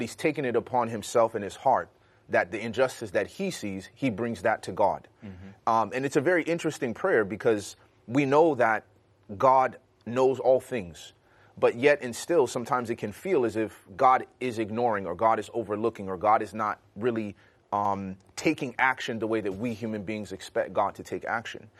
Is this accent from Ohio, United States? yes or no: no; Chicago, Illinois, United States; growing up in Chicago